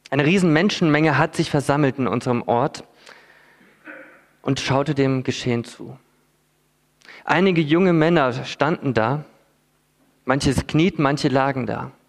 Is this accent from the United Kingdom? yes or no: no; Philippines; Ich bin als Missionarskind auf den Philippinen aufgewachsen.